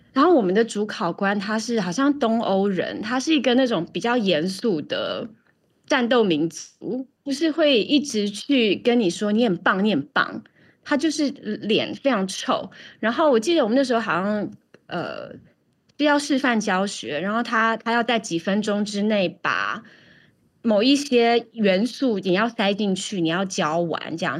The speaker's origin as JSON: {"language": "Chinese", "country": "Taiwan", "moved": "yes", "lives_now": "New York, United States", "said": "考试我们台湾人都很会"}